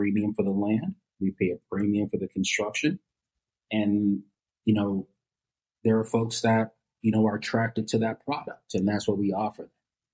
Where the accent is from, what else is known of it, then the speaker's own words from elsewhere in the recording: Brookline, Massachusetts, United States; I grew up in Brookline, went to Boston College